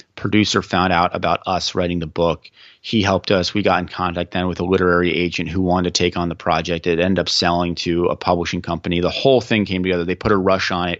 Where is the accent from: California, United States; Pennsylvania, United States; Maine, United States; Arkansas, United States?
Pennsylvania, United States; Central; I'm from the Central Pennsylvania region